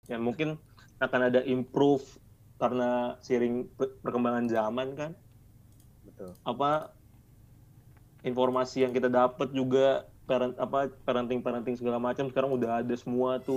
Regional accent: Jakarta, Indonesia; Gue sama Peta sama-sama KTP Jakarta soalnya. Oh, Ya, Jadi gue orang Jakarta.

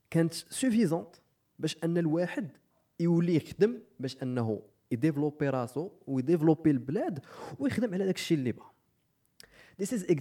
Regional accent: Morocco; انا كمغربي

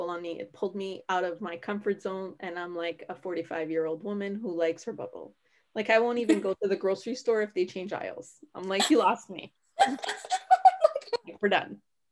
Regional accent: Canada; I'm Canadian

